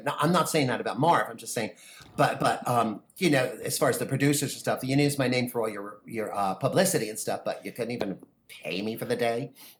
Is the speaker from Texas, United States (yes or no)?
no; New York, United States; also born or lived in New Jersey; I'm also from New York and New Jersey, so I kind of got that sensibility about me that kind of toughens us up a little bit.